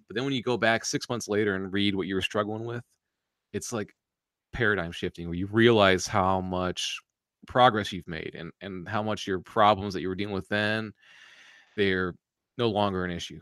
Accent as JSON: {"language": "English", "country": "United States", "said": "us Americans"}